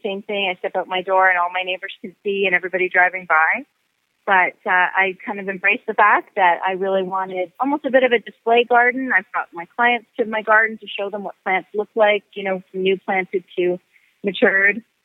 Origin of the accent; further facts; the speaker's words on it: Ontario, Canada; I'm from Ontario